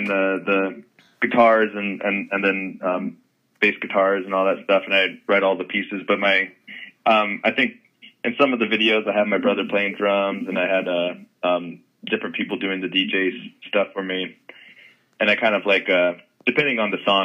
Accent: Los Angeles, California, United States; Grew up in the Studio City in Los Angeles here

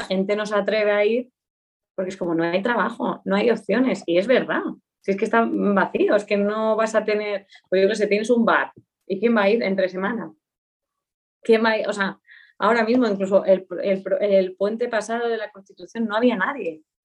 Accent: Aínsa, Aragon, Spain; moved away; also born or lived in Soria; nací, oficialmente nací en el Hospital de Huesca, pero mis primeros años de vida fueron en Ainsa, un pueblo que está en el Pirineo aragonés

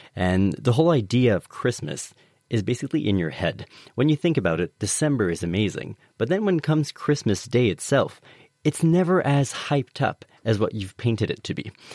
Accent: Canada; now in United Kingdom; I'm an immigrant. I'm from Canada

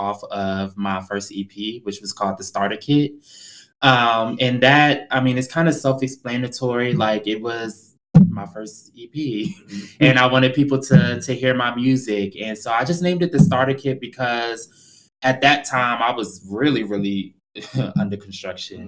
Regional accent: Prince George's County, Maryland, United States; moved away as an adult; also born or lived in Houston, Texas; where I'm from, which is PG County, Maryland, outskirts of DC

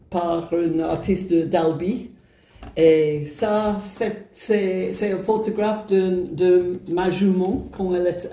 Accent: England, United Kingdom; French is a second language; moved away as an adult; now in France; je suis anglaise et je suis venue en France il y a plus de 20 ans et, euh, pour habiter au couvent.

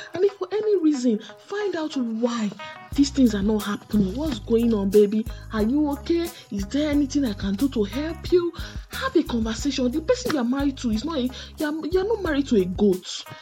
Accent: Nigeria; as citizens of Nigeria, you know, as Nigerian citizens

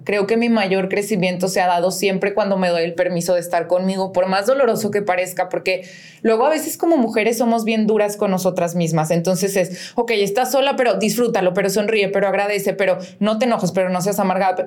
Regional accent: León, Guanajuato, Mexico; soy de León

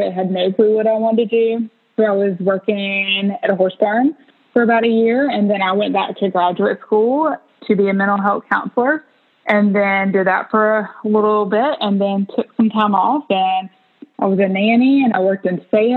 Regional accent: a rural town in North Carolina, United States; growing up in a rural town in North Carolina

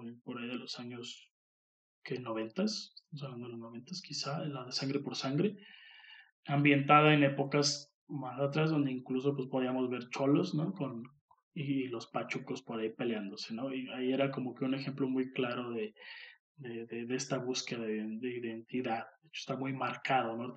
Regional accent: Mexico; aquí en México seamos también muy así, muy cagones uno con el otro

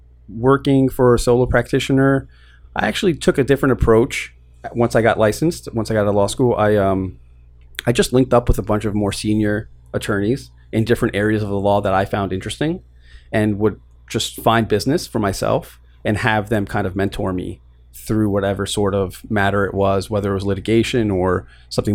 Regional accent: New York City, New York, United States; I was born and raised in Queens

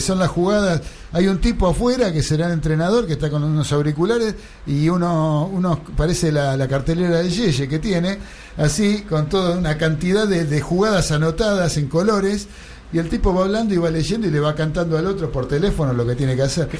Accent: Argentina

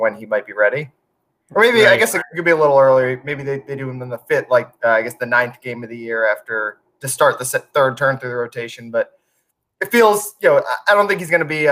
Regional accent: Montgomery County, Maryland, United States; moved away; I'm from Montgomery County, right outside D.C.

